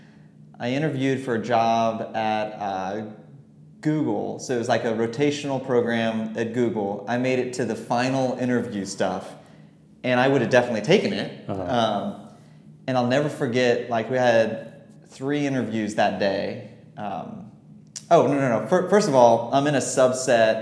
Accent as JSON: {"language": "English", "region": "Florida", "country": "United States", "tie": "born or raised there", "also_born_or_lived": "Virginia / Washington, District of Columbia, United States", "moved": "as an adult", "lives_now": "Charlotte, United States", "said": "I grew up in Florida, went to school at Washington and Lee in Virginia, moved to DC after"}